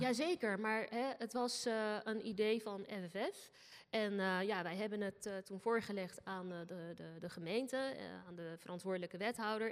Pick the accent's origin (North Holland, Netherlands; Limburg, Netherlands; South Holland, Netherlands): South Holland, Netherlands; Rotterdam; Rotterdam. Mijn hometown